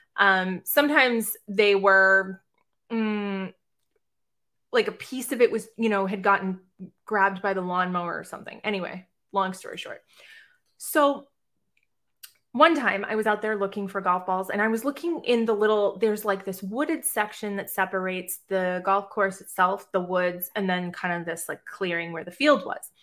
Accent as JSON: {"language": "English", "town": "Boston", "region": "Massachusetts", "country": "United States", "moved": "yes", "lives_now": "Savannah, United States", "said": "I live right outside of Savannah, Georgia, but I'm originally from Boston, Massachusetts"}